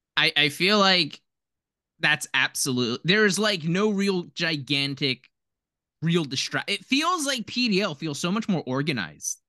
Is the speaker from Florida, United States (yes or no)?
no; Philadelphia, Pennsylvania, United States; we grew up in, like, Philadelphia